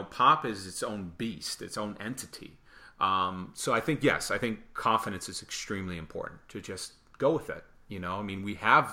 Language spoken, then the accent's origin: English; Michigan, United States; I'm definitely from Michigan